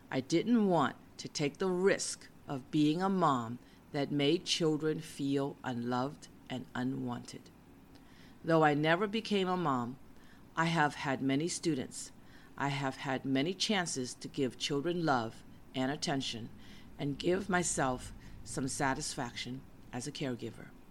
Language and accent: English; United States; moved away; also born or lived in West Coast; I was an American since I was born in the USA.